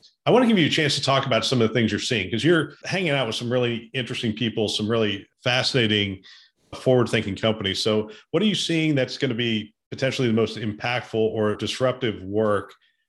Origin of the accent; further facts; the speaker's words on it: Easton, Pennsylvania, United States; I was born in Easton Hospital.